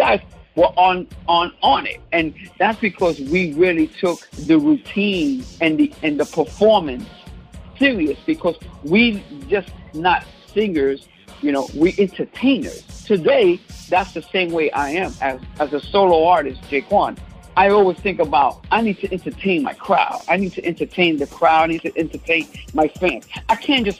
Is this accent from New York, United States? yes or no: yes; New York City, New York, United States; I grew up in the Bronx. I'm a Bronx boy